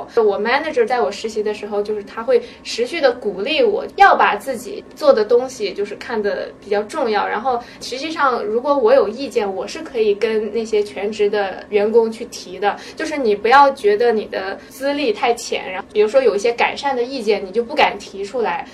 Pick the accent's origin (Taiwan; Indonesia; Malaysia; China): China; now in United States; 我们中国人